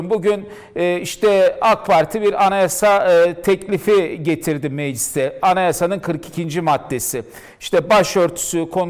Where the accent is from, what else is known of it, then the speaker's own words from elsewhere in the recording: Lice, Diyarbakır Province, Turkey; Kürt kökenli bir Türkiye Cumhuriyeti vatandaşıyım. Diyarbakırlıyım, Liceliyim. Bu memleketin evladıyım. Bu memlekette okumuşuz, bir yerlere gelmişiz.